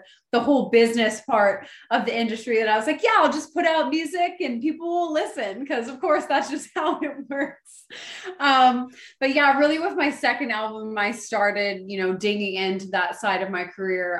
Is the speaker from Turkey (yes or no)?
no; Oakville, Ontario, Canada; I grew up in Oakville, Ontario